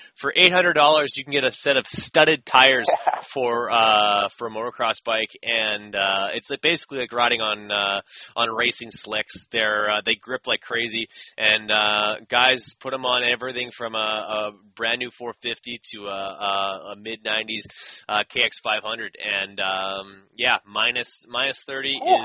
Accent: Canada; I'm from Canada

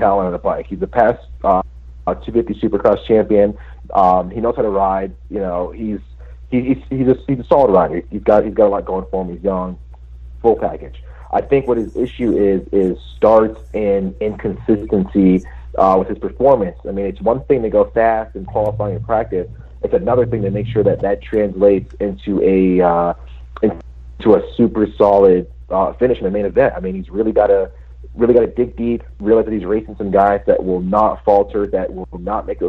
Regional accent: New England, United States; I'm from New England

